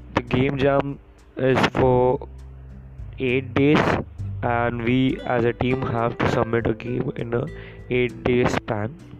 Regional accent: India; I am an Indian

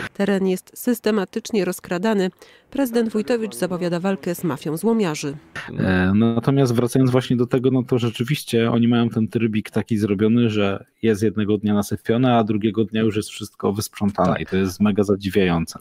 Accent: Mysłowice, Silesian Voivodeship, Poland; u nas w Mysłowicach

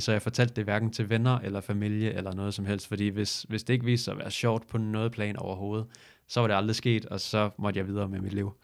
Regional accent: Falster, Zealand, Denmark; Jeg kommer fra Falster

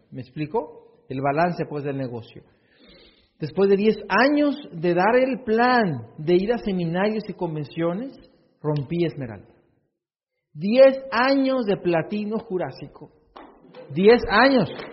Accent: Hermosillo, Sonora, Mexico; Yo nací en Hermosillo

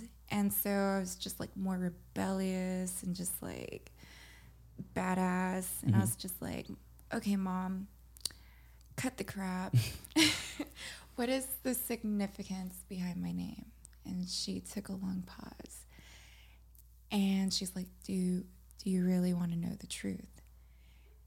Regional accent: Los Angeles, California, United States; also born or lived in Monterey Park; I grew up in Los Angeles.

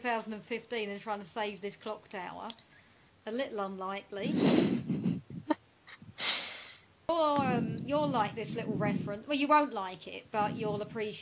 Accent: United Kingdom; I'm British

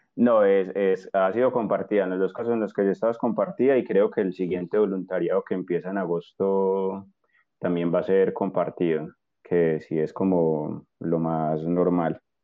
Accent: Armenia, Quindío, Colombia; moved away as an adult; now in Spain; yo soy colombiano de una ciudad un poco pequeña que no creo que mucha gente conozca, que se llama Armenia, así como el país.

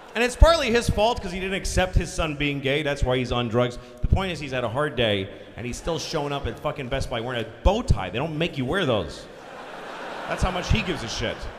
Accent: Boston, Massachusetts, United States; I'm from Boston

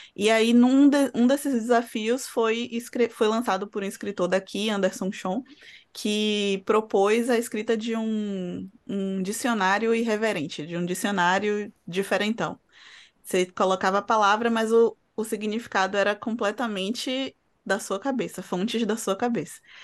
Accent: Salvador, Bahia, Brazil; Eu sou soteropolitana, professora

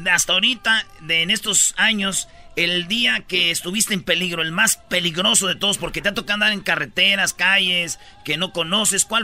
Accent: Monterrey, Nuevo León, Mexico; yo soy de Monterrey, pero en Monterrey no decimos plata.

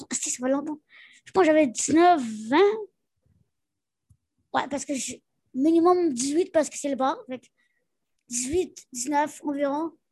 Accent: Montreal, Quebec, Canada; Elle me dit, oh, tu viens d'où, toi Là, je suis comme, Montréal, même.

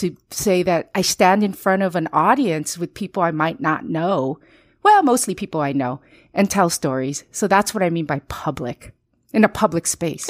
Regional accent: Los Angeles, California, United States; also born or lived in Costa Rica; I am of Chinese descent, but I was born in Costa Rica and I grew up in Los Angeles in, uh, Northeast L A, a very Chicano neighborhood

